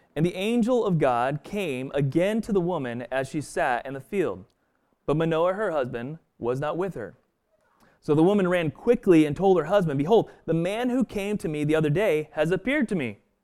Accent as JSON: {"language": "English", "town": "Stillwater", "region": "Oklahoma", "country": "United States", "tie": "born or raised there", "also_born_or_lived": "Boston", "moved": "yes", "said": "growing up in Stillwater, Oklahoma"}